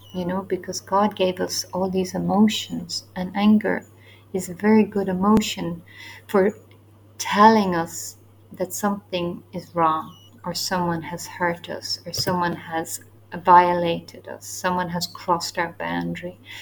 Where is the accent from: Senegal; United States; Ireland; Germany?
Ireland; now in Asia; I'm from Ireland, so we are more new to these born again evangelical churches. So we don't have that ingrained history of evangelicalism in our country